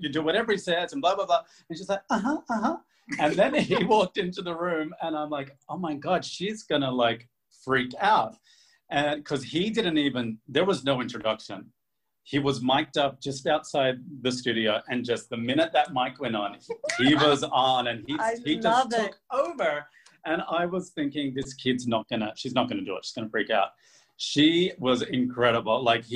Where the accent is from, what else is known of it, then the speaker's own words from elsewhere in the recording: Australia; moved away; I grew up in Australia